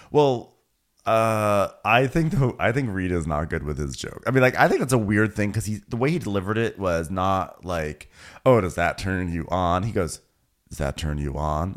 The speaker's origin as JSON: {"language": "English", "country": "Australia", "said": "I'm an Australian girl"}